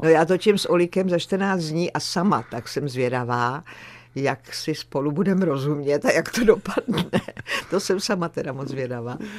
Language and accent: Czech; Skalice, Ústí nad Labem Region, Czechia; já jsem vyrostla v té skalici u Litoměřic